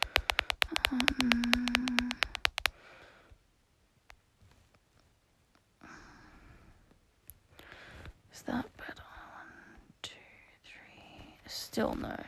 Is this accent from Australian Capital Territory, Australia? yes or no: yes; Canberra, Australian Capital Territory, Australia; my hometown is Canberra because I'm Canberran born and raised